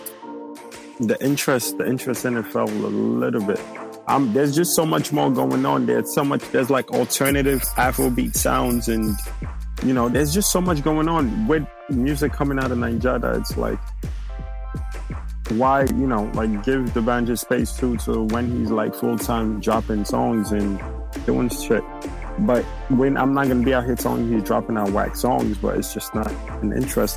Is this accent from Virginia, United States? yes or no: no; New York City, New York, United States; I'm from the Bronx